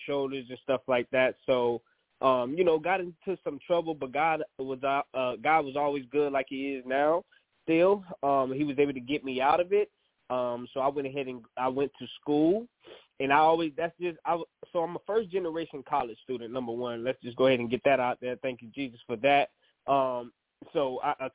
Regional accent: New Orleans, Louisiana, United States; moved away; also born or lived in Georgia; originally from New Orleans, Louisiana. We moved to Georgia after the Hurricane Katrina. And so I graduated from high school

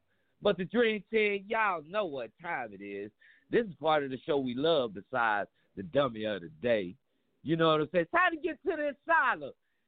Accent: Dallas, Texas, United States; I'm from Dallas, Texas, man.

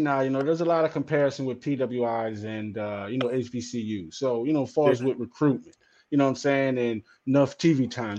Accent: New Orleans, Louisiana, United States; I'm from New Orleans. You know what I'm saying? Right? I'm from the south

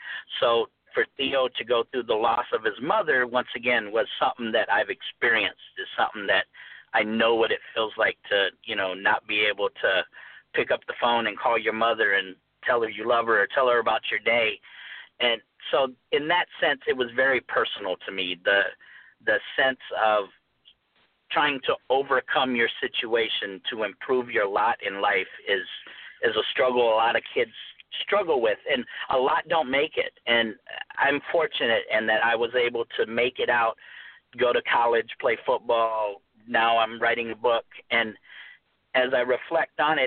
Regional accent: Phoenix, Arizona, United States; growing up, I grew up in South Phoenix.

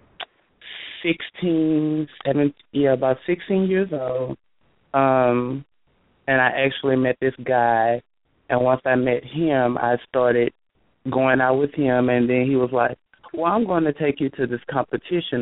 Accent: Baton Rouge, Louisiana, United States; moved away as an adult; now in Dallas, United States; I'm originally from Baton Rouge, Louisiana. Now I reside in Dallas, Texas.

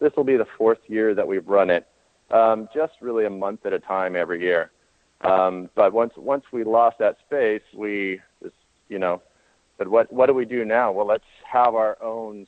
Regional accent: Southern California, United States; moved away as an adult; also born or lived in Colorado; We're from Southern California

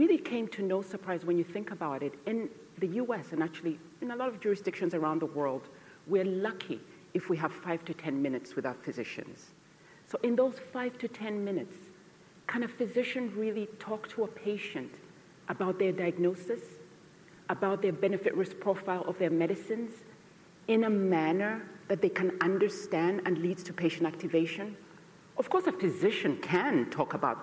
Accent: Côte d’Ivoire; moved away; also born or lived in Uganda; I was born in Uganda, and we fled Uganda during the Idi Amin era, and we resettled in Cote d'Ivoire, which is Western Africa

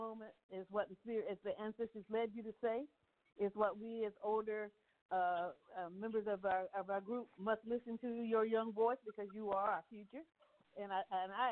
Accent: Virginia, United States; now in New Orleans, United States; I'm from Virginia

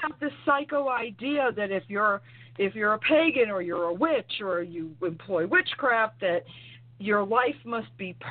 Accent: New York, United States; now in North Carolina, United States; I was raised in New York, but I live in North Carolina now

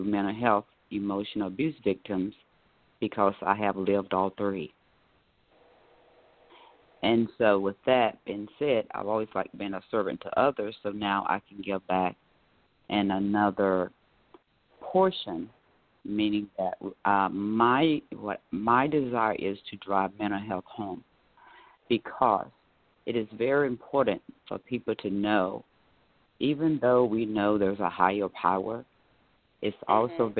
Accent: Raeford, North Carolina, United States; now in Orlando, United States; I am based out of Orlando, Florida, but my hometown is Rayford, North Carolina, born and raised

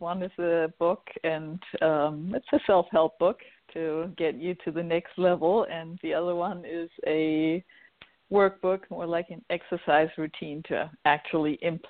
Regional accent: Hamburg, Germany; moved away as an adult; also born or lived in Maine / Los Angeles area; now in Los Angeles, United States; I was born in Hamburg, Germany, and I grew up in a, well, fairly metaphysical family.

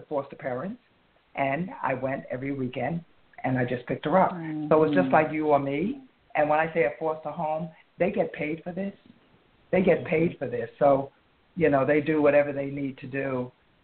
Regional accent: the North, United States; we're from the North

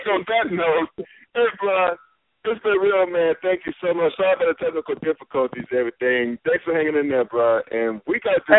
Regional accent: North Carolina, United States; you knew I grew up in North Carolina, right?

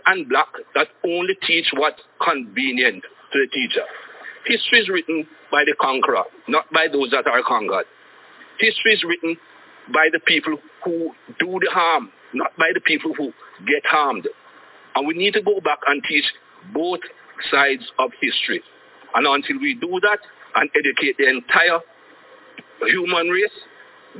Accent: Jamaica; as a young man growing up in Jamaica

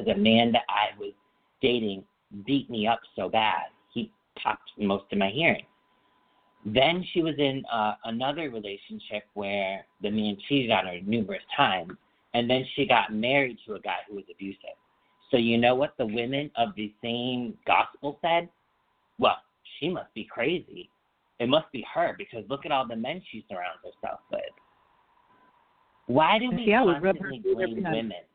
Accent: Feeding Hills, Massachusetts, United States; also born or lived in Springfield, Massachusetts; we moved from Springfield, Mass., which is in Western Mass., to Feeding Hills, Mass., which is still Western Mass., but like 20-minute car ride away

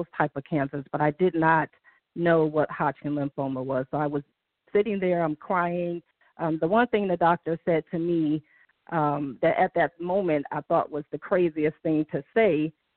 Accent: Detroit, Michigan, United States; I'm from Detroit.

